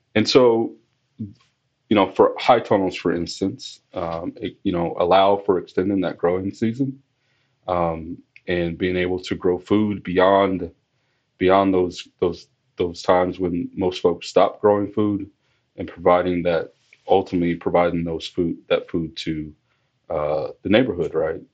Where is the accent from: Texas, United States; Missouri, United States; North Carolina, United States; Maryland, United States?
Missouri, United States; moved away as an adult; also born or lived in Arizona / New Mexico / Montana; now in New York, United States; I started with the agency as a student, as a pathway student in Missouri. That's my home state.